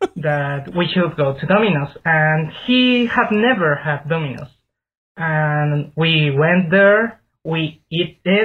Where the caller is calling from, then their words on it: Japan; I'm calling from Japan.